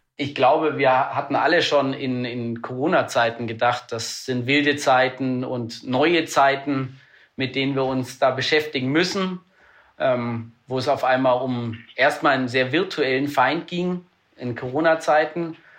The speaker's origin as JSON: {"language": "German", "country": "Germany", "said": "als Deutsche"}